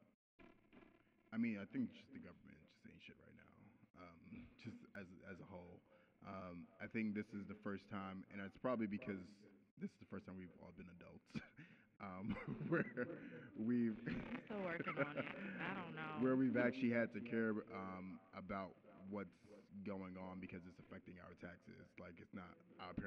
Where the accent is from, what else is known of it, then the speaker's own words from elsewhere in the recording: New York City, New York, United States; I'm from Brooklyn. I grew up hip-hop era